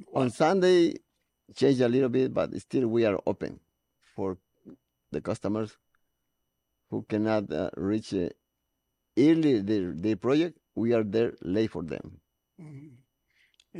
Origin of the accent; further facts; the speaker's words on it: Ecuador; now in Los Angeles, United States; I am from Ecuador, South America